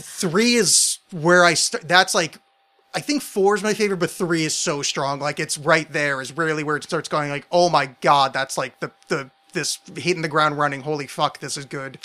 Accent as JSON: {"language": "English", "region": "New Jersey", "country": "United States", "tie": "born or raised there", "said": "I was raised in New Jersey"}